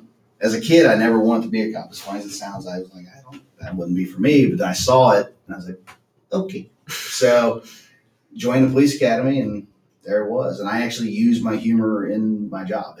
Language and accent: English; Cincinnati, Ohio, United States; also born or lived in Los Angeles, California; I was born and raised in Cincinnati